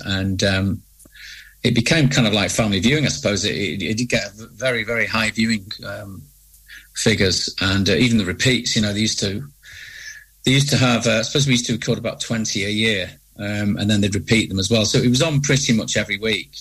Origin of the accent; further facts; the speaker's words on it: Manchester, North West England, United Kingdom; being a Mancunian